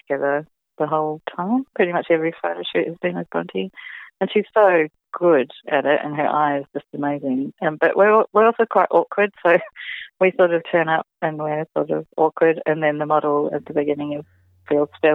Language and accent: English; New Zealand; I'm a Kiwi gal